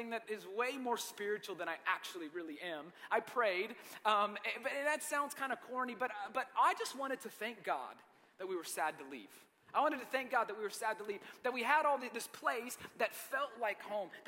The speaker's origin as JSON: {"language": "English", "town": "Marietta", "region": "Georgia", "country": "United States", "tie": "born or raised there", "also_born_or_lived": "Lebanon, Tennessee", "said": "I grew up in Marietta, Georgia."}